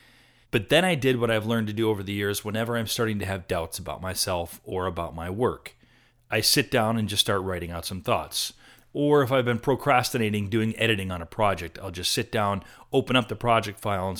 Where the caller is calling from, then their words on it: Portland, Oregon, United States; also born or lived in Israel; I am from Portland, Oregon originally, but I've lived in LA for 10 years, minus 3 in Israel.